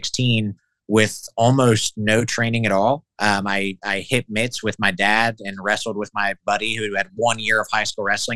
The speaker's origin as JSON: {"language": "English", "town": "Newark", "country": "United States", "tie": "born or raised there", "said": "there was a 10th Planet in my hometown, 10th Planet Newark"}